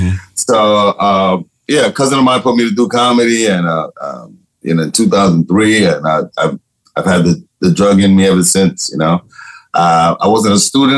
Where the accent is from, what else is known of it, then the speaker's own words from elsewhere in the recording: Panama; first language Spanish; English is a second language; now in New York, United States; I'm originally from Panama. I'm originally from Panama.